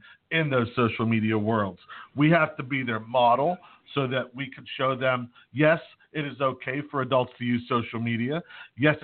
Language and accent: English; Pittsburgh, Pennsylvania, United States; I'm from Pittsburgh